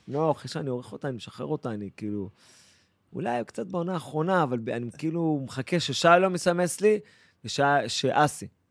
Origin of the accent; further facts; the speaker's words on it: Eilat, Southern District, Israel; moved away as an adult; now in Paris, France; אני אילתי הרי